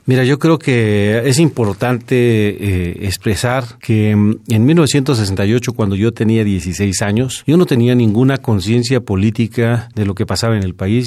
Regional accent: Mexico City, Mexico; yo nací en Azcapotzalco, en el barrio de Azcapotzalco. En aquellos tiempos era un barrio, este, pues popular

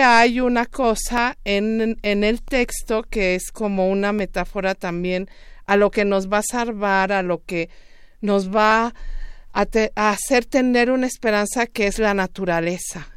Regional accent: Juchitán, Oaxaca, Mexico; yo soy oaxaqueña, soy de Juchitán, Oaxaca

